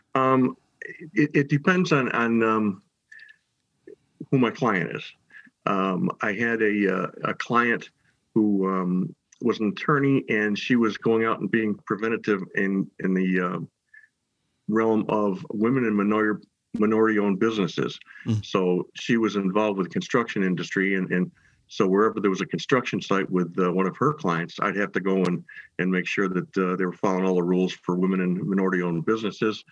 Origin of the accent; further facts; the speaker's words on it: Herkimer County, New York, United States; I grew up in Herkimer County, which is like I said in the middle of the state